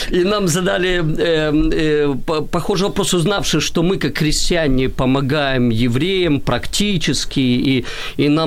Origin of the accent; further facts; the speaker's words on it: Kyiv, Ukraine; я киевлянин э, урожденный, и, и и интересно, мое ведь все детство и юношество, оно прошло в спорте.